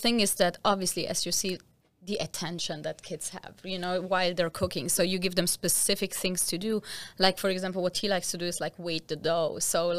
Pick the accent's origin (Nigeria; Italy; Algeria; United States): Italy; Taranto, Apulia; English is a second language; All right, a panzerotti is actually my specialty. I am from Taranto in Italy, and that's where we make our panzerotti.